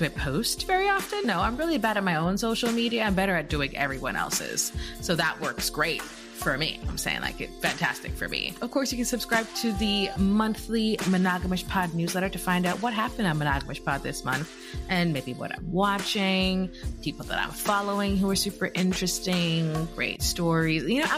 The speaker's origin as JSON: {"language": "English", "country": "Jamaica", "said": "I'm very Jamaican of me. I can't help it."}